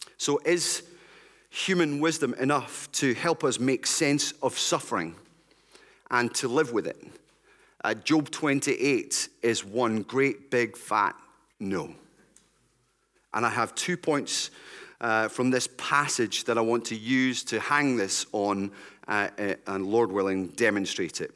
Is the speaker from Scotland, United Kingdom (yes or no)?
yes; West Lothian, Scotland, United Kingdom; I grew up in West Lothian.